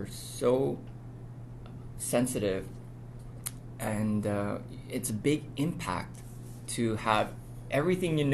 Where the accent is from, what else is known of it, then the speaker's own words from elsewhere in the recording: Canada; also born or lived in Korea; I was born in Korea. I immigrated to Canada at the age of 8 with my family